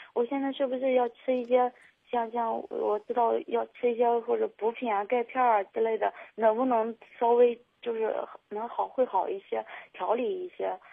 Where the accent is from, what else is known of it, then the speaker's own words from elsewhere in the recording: Shandong, China; now in Zhengzhou, China; 我家是山东那边